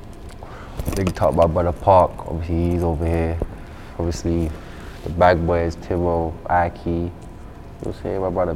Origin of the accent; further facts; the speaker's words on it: London, United Kingdom; I'm from South, innit? So I'm from Catford. I'm from South East, innit?